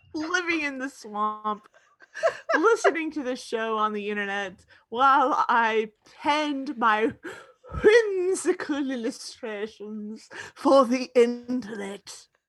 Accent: United States; I'm an American

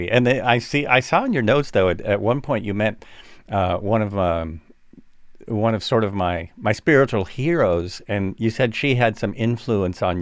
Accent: Haiti; moved away; I'm from Haiti.

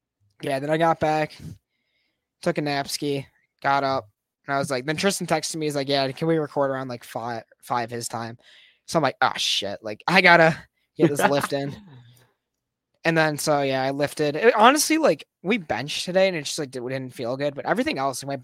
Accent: Illinois, United States; moved away; I'm from Illinois.

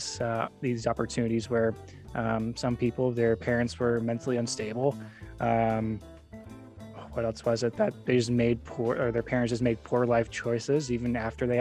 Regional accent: Arizona, United States; moved away as an adult; also born or lived in Idaho; I grew up in Arizona, but then went to Idaho

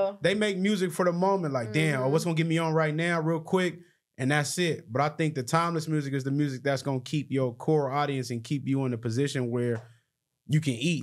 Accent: Long Beach, California, United States; We from Long Beach

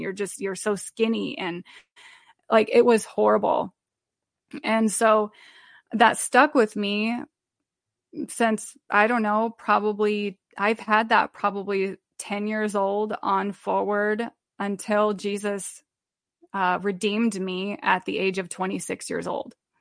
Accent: Omaha, Nebraska, United States; now in Iowa, United States; I'm from Omaha, Nebraska, and I live in Iowa

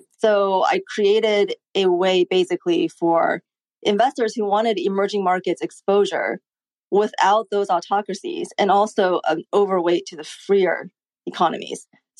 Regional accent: Beijing, China; also born or lived in Hong Kong; now in United States; So I grew up in both China and the United States. I was born in Beijing. I came to the U.S. around age 9, and I went back and forth between the two countries.

